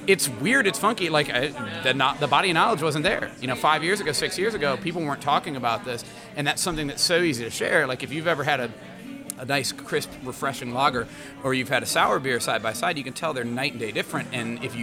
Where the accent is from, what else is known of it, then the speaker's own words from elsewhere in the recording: Indianapolis, Indiana, United States; now in Chicago, United States; Indy's my hometown. This is where I'm from. Born and raised in Indianapolis, Indiana